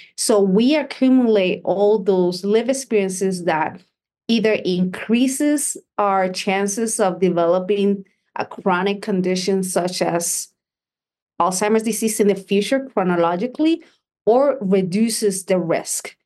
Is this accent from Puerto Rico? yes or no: yes; Puerto Rico; I was born and raised in Puerto Rico